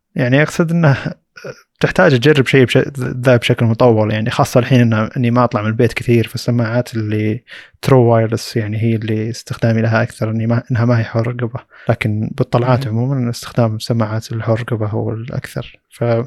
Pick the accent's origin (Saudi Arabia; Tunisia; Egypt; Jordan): Saudi Arabia; عندنا في السعوديه